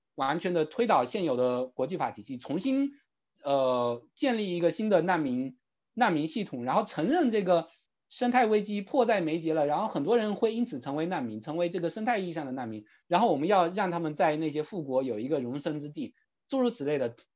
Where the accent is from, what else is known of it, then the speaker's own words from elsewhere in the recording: China; now in United States; 我们如果在中国长大的朋友